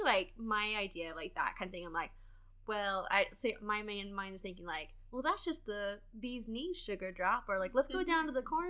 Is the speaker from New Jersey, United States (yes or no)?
no; Texas, United States; I'm from Texas